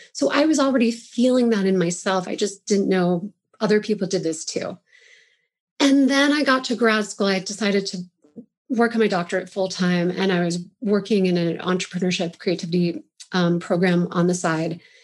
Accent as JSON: {"language": "English", "area": "Roaring Fork Valley", "region": "Colorado", "country": "United States", "tie": "born or raised there", "also_born_or_lived": "Pennsylvania / Chicago", "said": "I grew up in the Longfork Valley by Aspen and Snowmass"}